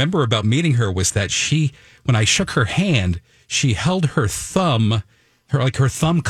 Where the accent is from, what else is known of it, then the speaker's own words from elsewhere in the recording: Vermont, United States; I was working at a radio station in my home state of Vermont at the time.